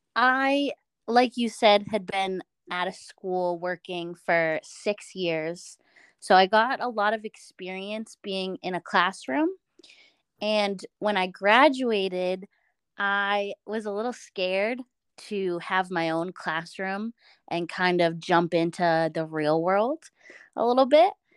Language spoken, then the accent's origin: English; Boston, Massachusetts, United States; moved away as an adult; now in Westfield, United States; I am from Boston, and I am with a host family in Westfield